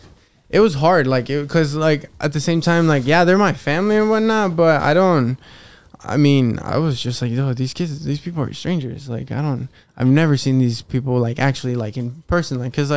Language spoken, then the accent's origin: English; Mexico; But I think since we grew up here, like, you know, you can't really tell, like, you know, we're from Mexico, right?